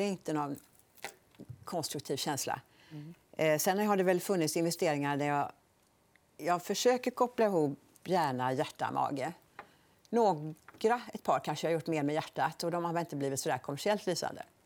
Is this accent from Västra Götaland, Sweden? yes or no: yes; Borås, Västra Götaland, Sweden; also born or lived in Gothenburg; Jag är uppvuxen i på Bonnvischan utanför Borås.